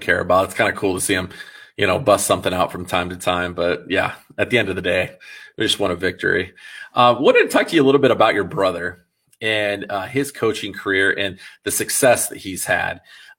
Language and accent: English; Des Moines, Iowa, United States; I'm from the Des Moines area. I'm from Des Moines.